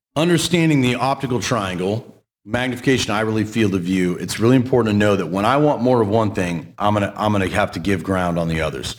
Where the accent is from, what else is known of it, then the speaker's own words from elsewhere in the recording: Portland, United States; I'm from Portland